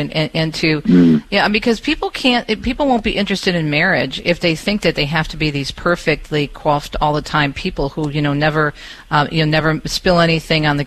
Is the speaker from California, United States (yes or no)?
no; Michigan, United States; my home state of Michigan